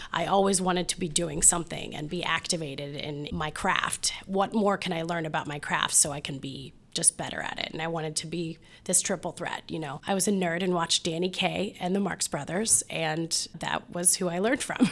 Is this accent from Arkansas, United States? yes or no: no; Mansfield, Ohio, United States; also born or lived in Columbus, Ohio; I grew up in Mansfield, Ohio